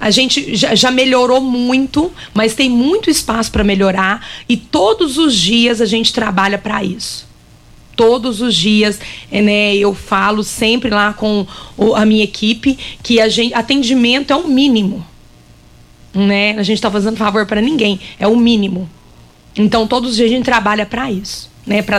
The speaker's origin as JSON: {"language": "Portuguese", "town": "Uberlândia", "region": "Minas Gerais", "country": "Brazil", "lives_now": "Rio Verde, Brazil", "said": "Sim, sou de Minas."}